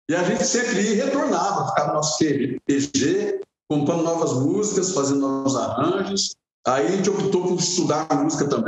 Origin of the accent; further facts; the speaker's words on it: Conceição da Aparecida, Minas Gerais, Brazil; moved away; also born or lived in Guarulhos; eu na verdade eu não sou de São Paulo, sou de Minas Gerais, né, como eu falei antes. Eu sou de Conceição de Aparecida, perto de Capitólio, né, onde está Furnas